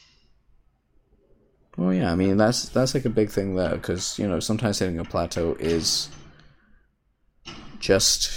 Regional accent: United Kingdom; I'm British.

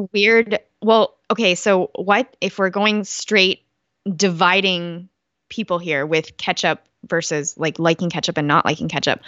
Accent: Canada; I'm Canadian.

